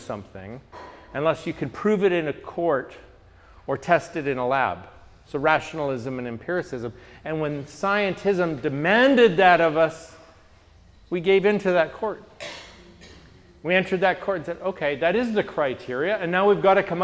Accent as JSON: {"language": "English", "country": "Canada", "said": "I'm from Canada"}